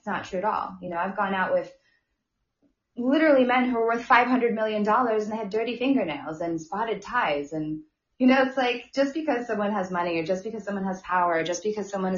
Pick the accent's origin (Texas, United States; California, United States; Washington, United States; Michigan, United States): California, United States; moved away as an adult; also born or lived in New York City; I was born and raised in Lake Tahoe